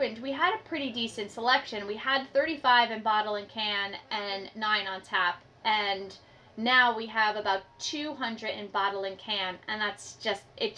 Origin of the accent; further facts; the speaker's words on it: New York City, New York, United States; moved away as an adult; now in Hudson Valley, United States; I grew up in New York City